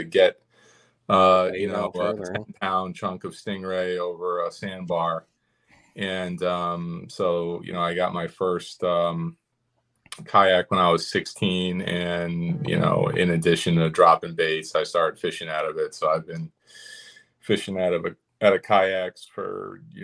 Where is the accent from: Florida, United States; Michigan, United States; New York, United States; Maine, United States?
New York, United States; upstate; also born or lived in Albany, New York; I grew up bass fishing in upstate New York